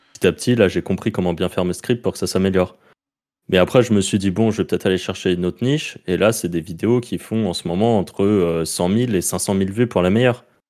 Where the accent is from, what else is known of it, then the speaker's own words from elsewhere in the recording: France; accent: French; mon accent français